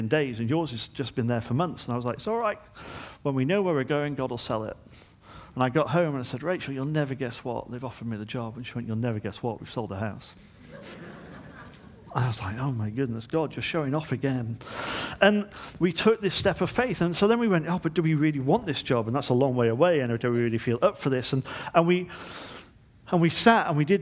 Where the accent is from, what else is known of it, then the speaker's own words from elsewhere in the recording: Manchester, North West England, United Kingdom; moved away as an adult; I was from Manchester